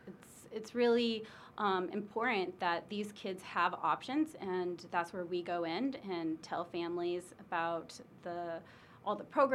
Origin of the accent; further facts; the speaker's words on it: Hampton, Illinois, United States; Population, 3,000. No, I never thought as small town, Quad Cities that I would end up traveling to over 65 countries now.